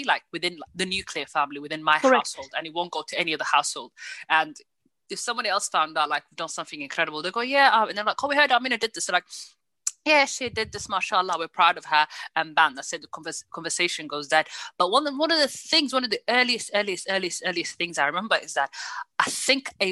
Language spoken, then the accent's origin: English; the north of England, United Kingdom; me being especially from the north